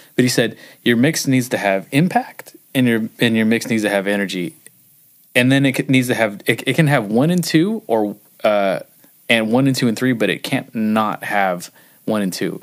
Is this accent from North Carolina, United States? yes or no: no; Huntington Beach, California, United States; I grew up in Huntington Beach